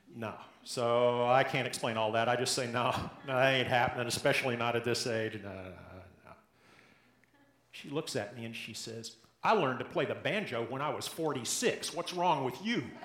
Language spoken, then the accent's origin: English; the South, United States; accent: Southern; now in Portland, United States; If you haven't picked it up yet from my accent, I grew up in the South